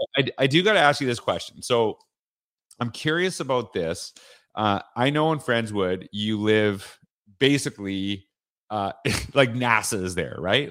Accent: Canada; moved away as an adult; now in Florida, United States; I'm from Canada

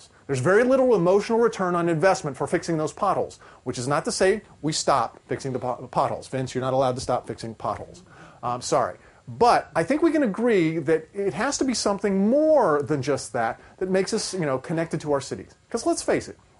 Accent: Ohio, United States; moved away as an adult; now in Florida, United States; I grew up in Ohio, and I came down here to Florida about 20 years ago

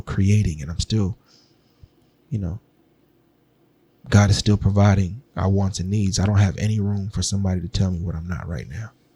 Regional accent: Sacramento, California, United States; moved away as an adult; also born or lived in Washington, D.C. / Maryland; my time growing up in Sacramento

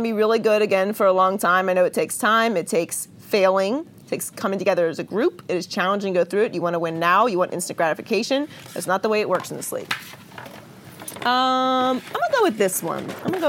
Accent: Pittsburgh, Pennsylvania, United States; I was born in Pittsburgh.

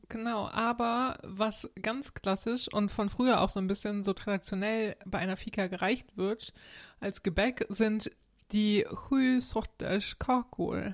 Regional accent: Germany; moved away; als Deutscher

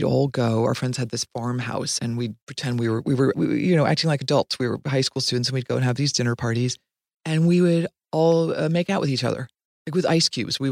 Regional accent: Dayton, Ohio, United States; born or raised there; also born or lived in Boston, Massachusetts / Cincinnati, Ohio

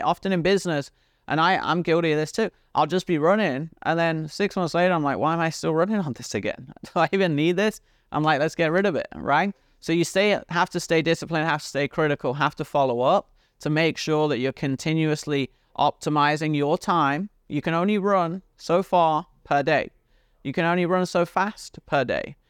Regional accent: United Kingdom; accent: British; my British accent

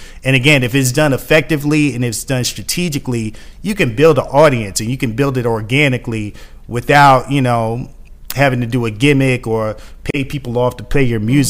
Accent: Atlanta, Georgia, United States; I'm from East Atlanta.

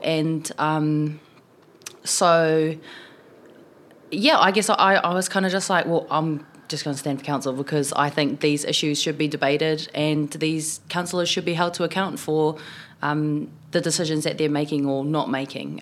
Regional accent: Tokoroa, Waikato, New Zealand; also born or lived in South Auckland; now in Wellington, New Zealand; I was born in South Auckland, grew up in the South Waikato in Tokoroa, and, um, now I live in Wellington

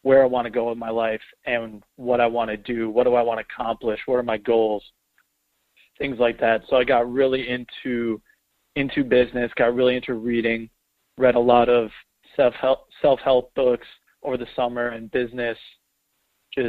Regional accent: Hartford, Wisconsin, United States; I grew up in the Milwaukee area, a small town suburb, a little outside in Hartford, Wisconsin

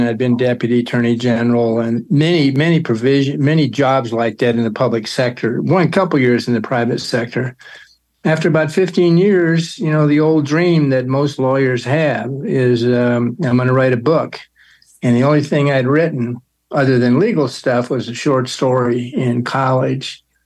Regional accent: Lincoln, Nebraska, United States; I'm from Lincoln

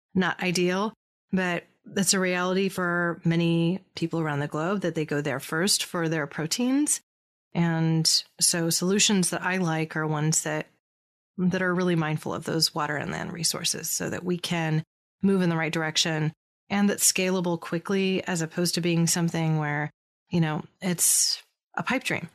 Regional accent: California, United States; here in my home state of California

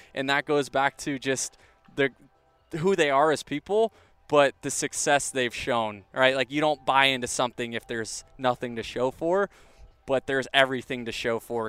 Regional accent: Tampa Bay area, Florida, United States; I grew up 20 minutes from there, and now to be able to say that I play Major League Baseball in my hometown

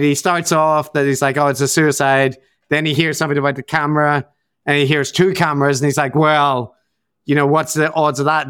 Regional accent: Northern Ireland, United Kingdom; I'm from Northern Ireland

